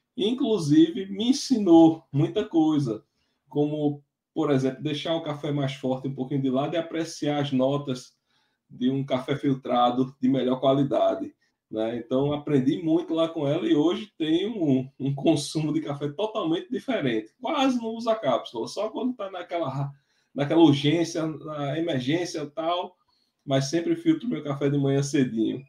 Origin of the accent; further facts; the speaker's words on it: Triunfo, Pernambuco, Brazil; a minha terra, com o Triunfo